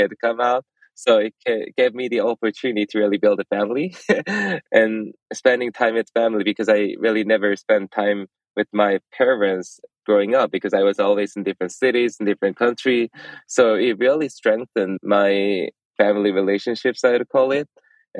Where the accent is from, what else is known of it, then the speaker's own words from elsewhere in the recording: South Korea; moved away as an adult; now in United States; I was born and raised in South Korea and came to the States for my graduate study back in 2011